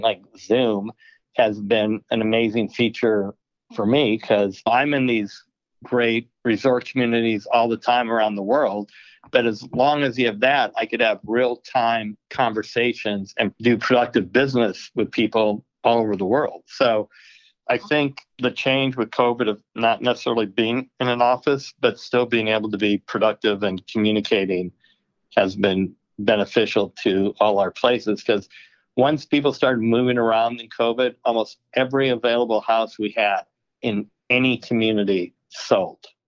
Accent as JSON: {"language": "English", "town": "Milwaukee", "region": "Wisconsin", "country": "United States", "tie": "born or raised there", "also_born_or_lived": "Arizona", "moved": "yes", "said": "Growing up in Milwaukee"}